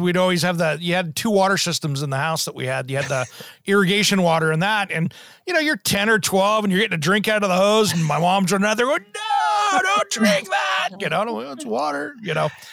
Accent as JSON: {"language": "English", "region": "Eastern Washington", "country": "United States", "tie": "born or raised there", "said": "I grew up in Eastern Washington, so we had a lot of food processing plants"}